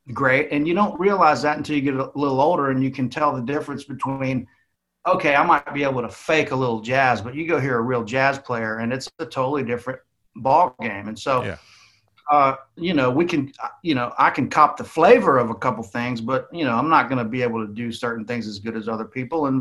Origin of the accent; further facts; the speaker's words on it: United States; moved away; also born or lived in Nashville; I'm from like South Alabama, Florida